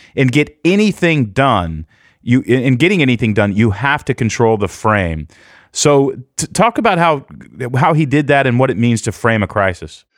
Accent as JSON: {"language": "English", "town": "Houston", "region": "Texas", "country": "United States", "tie": "born or raised there", "also_born_or_lived": "Portland", "moved": "yes", "said": "I grew up in Houston and went through Hurricane Alicia when I was a kid"}